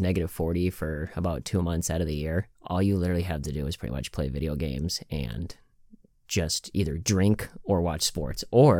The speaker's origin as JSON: {"language": "English", "town": "Miami", "region": "Florida", "country": "United States", "tie": "born or raised there", "also_born_or_lived": "California", "said": "I was born in California, but I feel like my soul was raised in the beautiful city of Miami."}